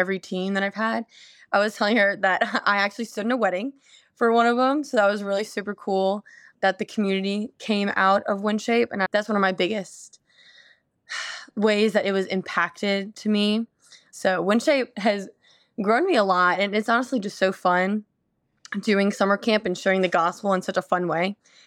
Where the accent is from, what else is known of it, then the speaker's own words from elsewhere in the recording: New Orleans, Louisiana, United States; I grew up in New Orleans